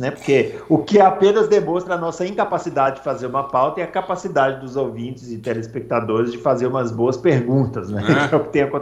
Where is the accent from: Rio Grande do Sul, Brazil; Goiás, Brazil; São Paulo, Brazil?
Rio Grande do Sul, Brazil; Eu nasci no Rio Grande do Sul, embora é, seja mineiro de coração.